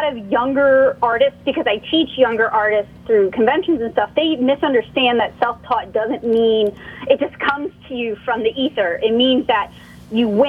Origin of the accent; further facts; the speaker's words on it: New Orleans, Louisiana, United States; moved away as an adult; now in Nashville, United States; I'm originally from the New Orleans area